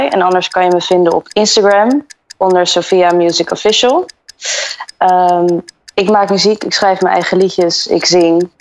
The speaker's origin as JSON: {"language": "Dutch", "town": "Antwerp", "region": "Flanders", "country": "Belgium", "tie": "born there", "also_born_or_lived": "Brazil / Dubai / Bahamas / England", "said": "Ik ben geboren in Antwerpen. En daarna heb ik gewoond in Brazilië, Dubai, de Bahama's, Engeland, België en Nederland."}